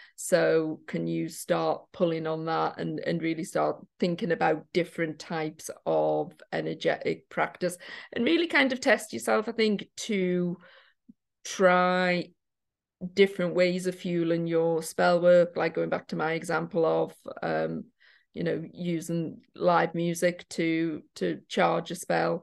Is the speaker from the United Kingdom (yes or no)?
yes; Newcastle, North East England, United Kingdom; now in Liverpool, United Kingdom; I'm from Newcastle originally.